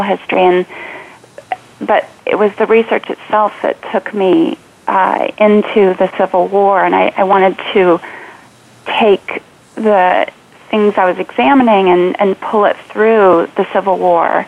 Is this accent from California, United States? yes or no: yes; California, United States; growing up in California